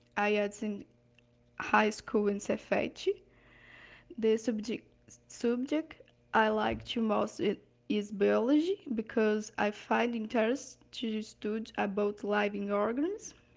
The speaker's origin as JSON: {"language": "English", "town": "Ipatinga", "region": "Minas Gerais", "country": "Brazil", "tie": "born or raised there", "second_language": "English", "said": "I was born in Ipatinga, Minas Gerais, where I live even today."}